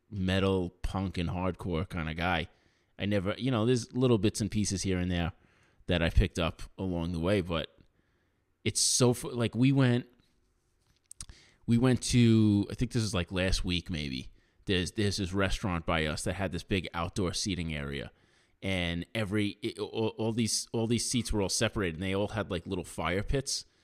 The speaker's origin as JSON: {"language": "English", "region": "New York", "country": "United States", "said": "I'm from New York."}